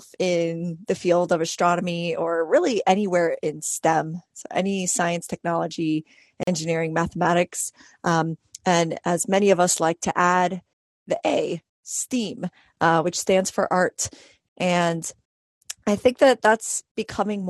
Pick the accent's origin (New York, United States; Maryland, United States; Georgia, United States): New York, United States; New York City; I was 12 years old and I grew up in New York City